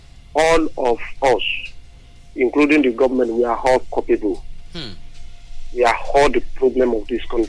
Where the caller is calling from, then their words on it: Lagos, Nigeria; I'm calling you from Lagos.